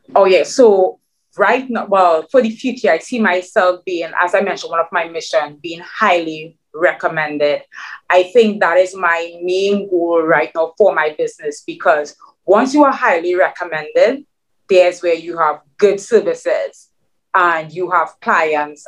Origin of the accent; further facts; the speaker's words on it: Trinidad & Tobago; English is a second language; moved away as an adult; now in New York City, United States; my Trinidadian mix